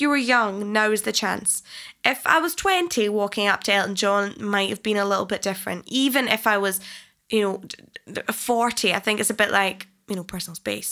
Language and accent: English; Falkirk, Scotland, United Kingdom; when I was growing up in Scotland, I literally got bullied left, right and centre in school